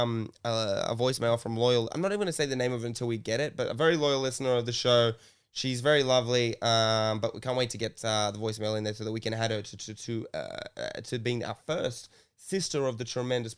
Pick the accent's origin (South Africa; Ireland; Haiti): Ireland; I could have yelled, I'm from Ireland.